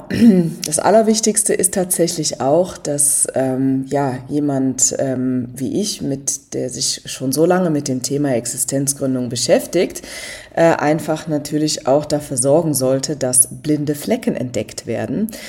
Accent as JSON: {"language": "German", "region": "Rhineland", "country": "Germany", "said": "Ich bin selber auch aus dem Rheinland"}